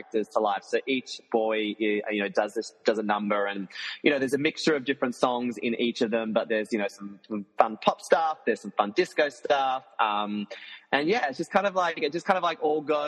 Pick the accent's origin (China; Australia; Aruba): Australia; Tasmania; moved away; I'm also from Tasmania. So I'm from the small little island under Australia.